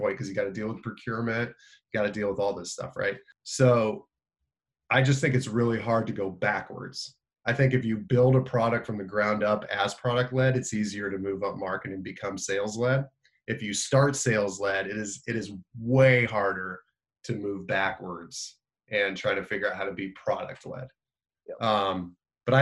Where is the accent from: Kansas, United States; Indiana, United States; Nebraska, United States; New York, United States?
Indiana, United States; I'm from Indiana, so we played basketball